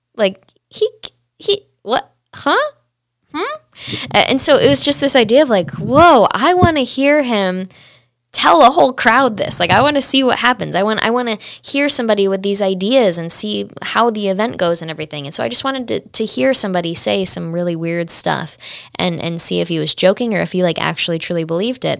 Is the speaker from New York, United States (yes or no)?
yes; Saratoga, New York, United States; also born or lived in Washington, District of Columbia, United States; I'm from the Saratoga battlefield